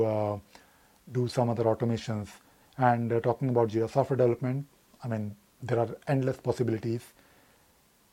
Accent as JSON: {"language": "English", "region": "Delhi", "country": "India", "said": "I'm from Delhi, but I have traveled India quite a lot"}